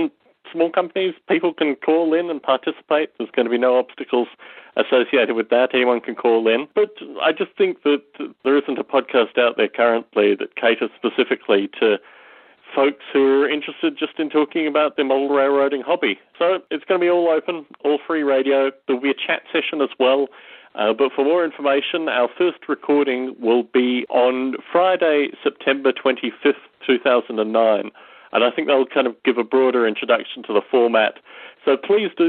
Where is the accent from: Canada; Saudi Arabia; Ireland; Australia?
Australia; moved away as an adult; also born or lived in United Kingdom / United States; now in Las Vegas, United States; I was born in Australia. I'm 32 years old, and I've lived in the UK, Australia, and the US through my adult life